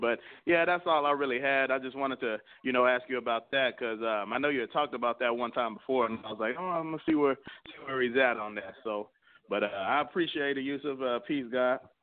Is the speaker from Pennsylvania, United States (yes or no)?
no; San Antonio, Texas, United States; now in Minnesota, United States; I live here in Minnesota, but, I, you know, I'm from Texas. I, I, I moved up here from San Antonio.